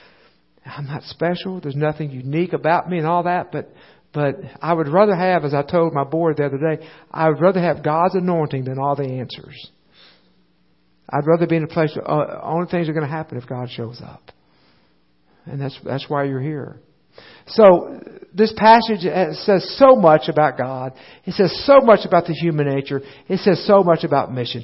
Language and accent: English; United States; also born or lived in El Paso, Texas / Little Rock, Arkansas; I grew up in a similar type of body in the United States